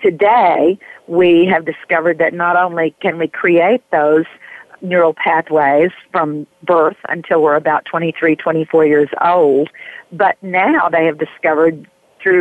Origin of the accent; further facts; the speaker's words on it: Raccoon Valley, Tennessee, United States; also born or lived in New York / California; now in North Carolina, United States; I grew up in a little tiny place in Tennessee near the Smoky Mountains called Raccoon Valley